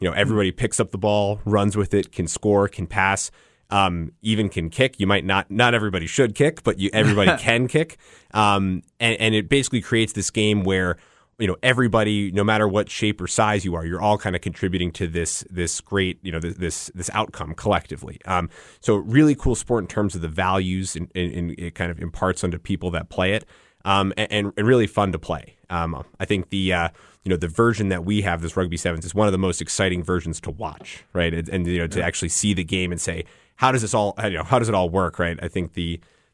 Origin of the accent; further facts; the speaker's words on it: Northeast, United States; moved away; I'm from the Northeast originally